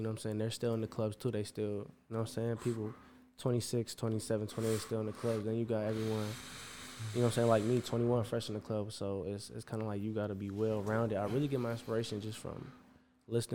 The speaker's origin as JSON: {"language": "English", "town": "East Chicago", "region": "Indiana", "country": "United States", "tie": "born or raised there", "moved": "as an adult", "lives_now": "Chicago, United States", "said": "born and raised in East Chicago"}